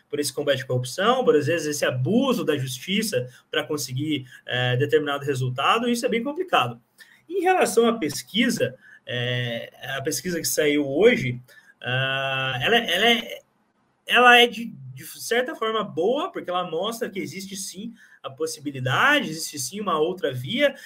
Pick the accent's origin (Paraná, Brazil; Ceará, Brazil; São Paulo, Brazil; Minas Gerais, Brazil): Paraná, Brazil; eu sou do Paraná